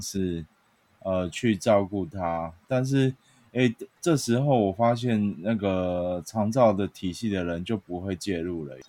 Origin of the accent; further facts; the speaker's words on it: Chiayi, Taiwan; 我的家乡嘉义